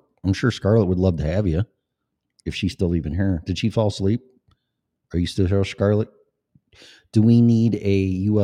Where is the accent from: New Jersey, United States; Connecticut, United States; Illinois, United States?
Illinois, United States; moved away; also born or lived in Colorado / Florida; I lived in Colorado before, and I'm from Illinois